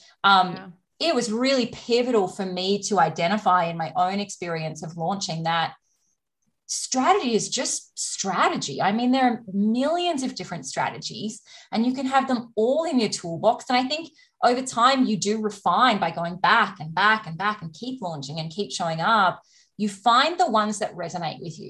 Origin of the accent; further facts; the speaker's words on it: Australia; I'm Australian